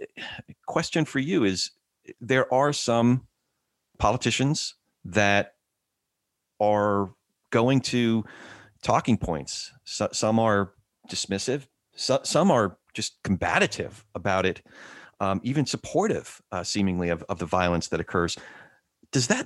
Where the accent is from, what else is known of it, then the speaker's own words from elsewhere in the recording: United States; I grew up in New York, New Jersey area